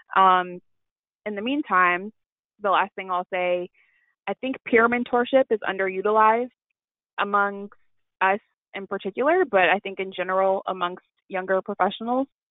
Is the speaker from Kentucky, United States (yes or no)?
yes; Louisville, Kentucky, United States; I am originally from Louisville, Kentucky